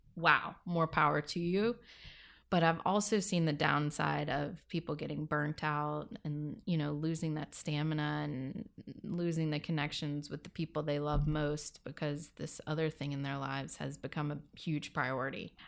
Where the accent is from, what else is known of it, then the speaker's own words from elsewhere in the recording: Louisiana, United States; moved away; I am originally from Louisiana. I grew up, uh, on the bayou.